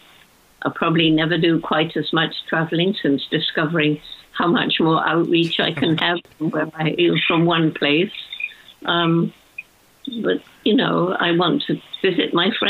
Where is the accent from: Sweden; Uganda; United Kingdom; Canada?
United Kingdom